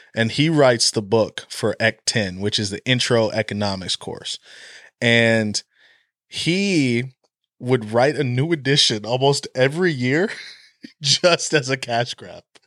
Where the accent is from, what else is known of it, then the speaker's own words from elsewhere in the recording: Oklahoma, United States; I was born in Oklahoma, I've been a Sooner my whole life